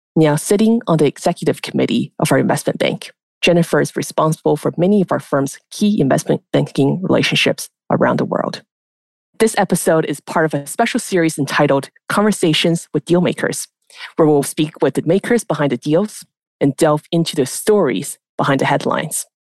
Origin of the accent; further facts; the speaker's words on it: Canada; moved away as an adult; now in New York, United States; As a Canadian expat myself